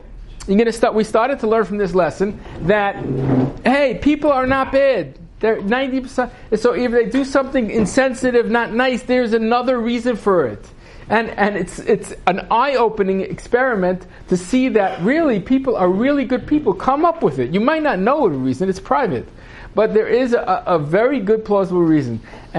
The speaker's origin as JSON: {"language": "English", "country": "Yemen", "tie": "born or raised there", "said": "Sarna is in Yemen, and we grew up in Yemen, and we were very, very poor"}